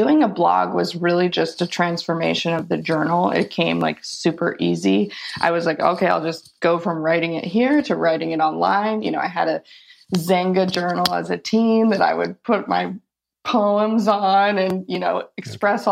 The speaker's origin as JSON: {"language": "English", "town": "Chicago", "region": "Illinois", "country": "United States", "tie": "born or raised there", "also_born_or_lived": "California", "moved": "yes", "said": "I grew up in Chicago and moved a couple of places and ended up in California when I was 19"}